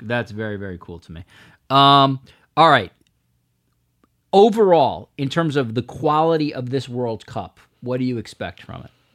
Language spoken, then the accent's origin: English; United States; As an American